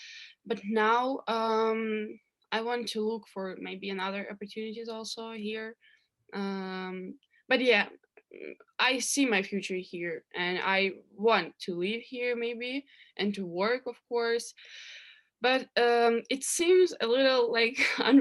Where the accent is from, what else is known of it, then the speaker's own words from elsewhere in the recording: Chernivtsi, Chernivtsi Oblast, Ukraine; English is a second language; moved away as an adult; also born or lived in Kyiv, Ukraine / Germany; now in New York, United States; I was born in a small town in Ukraine. It's called Chernivtsi, but last 4 years I lived in Kyiv, in the capital of Ukraine, because I studied there at university.